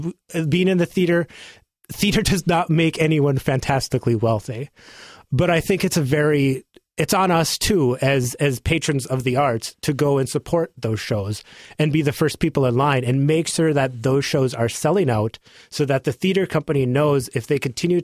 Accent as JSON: {"language": "English", "town": "Drake", "region": "North Dakota", "country": "United States", "tie": "born or raised there", "moved": "as an adult", "lives_now": "Portland, United States", "said": "my hometown of Drake, North Dakota"}